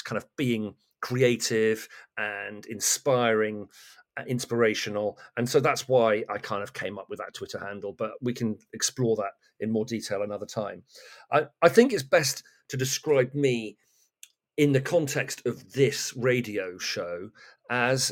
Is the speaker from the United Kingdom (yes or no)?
yes; Great Torrington, South West England, United Kingdom; moved away as an adult; now in Kent, United Kingdom; I come from Devon. My mother still lives there and in our family home.